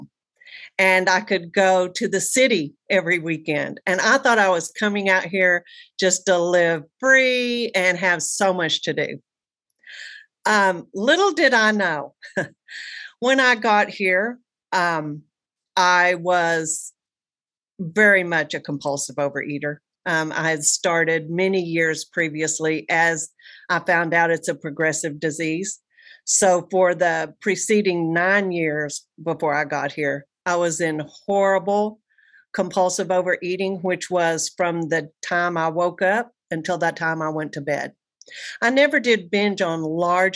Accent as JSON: {"language": "English", "town": "Amarillo", "region": "Texas", "country": "United States", "tie": "born or raised there", "moved": "as an adult", "lives_now": "Bay Area, United States", "said": "from Amarillo, Texas, now living in the paradise of the Bay Area of California"}